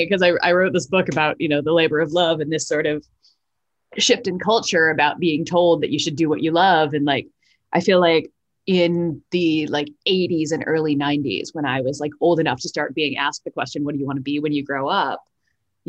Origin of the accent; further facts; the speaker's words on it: outside of Boston, Massachusetts, United States; also born or lived in East Coast of the U.S.; now in New York, United States; I grew up outside of Boston